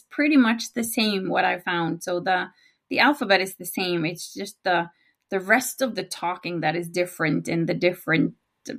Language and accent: English; Norway; accent: Norwegian; first language Norwegian; English is a second language; So my native language is Norwegian.